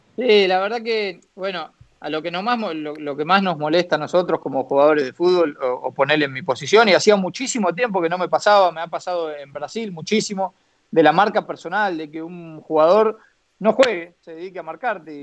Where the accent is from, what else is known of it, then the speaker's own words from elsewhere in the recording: Argentina; moved away as an adult; also born or lived in China; estaba en mi país, que estaba bien, que estaba con, mi familia, con mis amigos